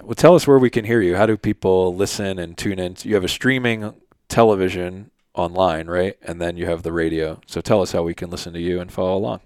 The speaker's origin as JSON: {"language": "English", "town": "Philadelphia", "region": "Pennsylvania", "country": "United States", "tie": "born or raised there", "moved": "yes", "said": "growing up in Philly"}